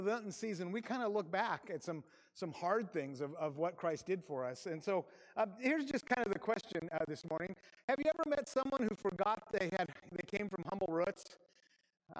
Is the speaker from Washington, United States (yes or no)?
yes; Aberdeen, Washington, United States; moved away as an adult; I grew up in Grace Harbor in Aberdeen, Washington